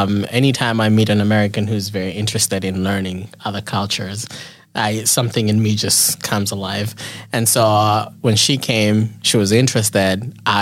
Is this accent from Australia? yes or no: no; Botswana; also born or lived in Nairobi, Kenya; now in Michigan, United States; I'm from Nairobi, Kenya. That's where I was born. But I grew up a large part of my life in Botswana. Before going back to Kenya and coming back to the U.S.